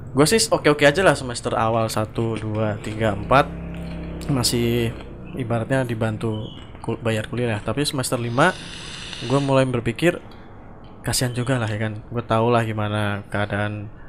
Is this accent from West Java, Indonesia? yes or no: no; Ngawi, East Java, Indonesia; uh, coba tebak mana Ngawi. Perbatasan Jawa Tengah jadi ya Ngawi.